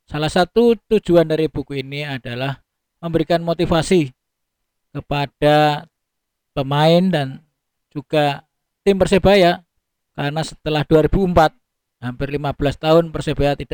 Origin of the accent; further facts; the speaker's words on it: Surakarta, Central Java, Indonesia; Bukan asli Surabaya, Mas. Saya lahir di kota kecil. Saya lahir di Solo. Pendidikan SD, SMP, SMA, dan S1 saya tempuh di kota kelahiran saya di Solo.